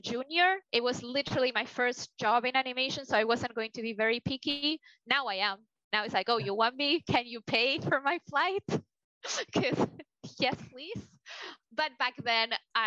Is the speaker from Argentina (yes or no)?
yes; Argentina; moved away; I'm from Argentina, South America